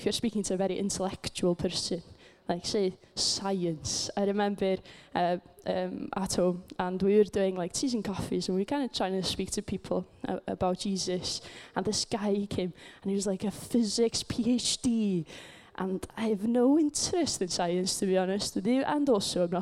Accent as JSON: {"language": "English", "region": "Wales", "country": "United Kingdom", "tie": "born or raised there", "said": "I come from Wales, just in case you didn't know. And I come from quite a small community, because it's a Welsh-speaking community"}